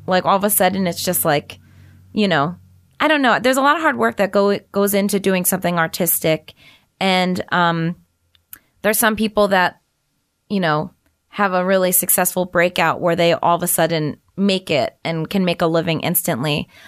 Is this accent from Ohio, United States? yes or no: no; New York, United States; I'm from New York